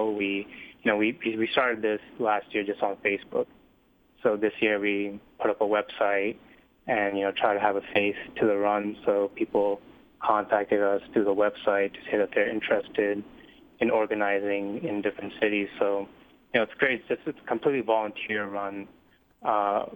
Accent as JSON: {"language": "English", "town": "Boston", "region": "Massachusetts", "country": "United States", "said": "I'm from Boston"}